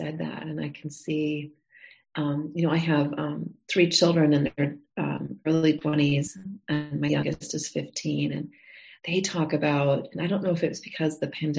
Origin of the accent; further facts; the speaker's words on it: the Midwest around the Great Lakes, United States; also born or lived in Montana; now in Texas, United States; I grew up in the Midwest around the Great Lakes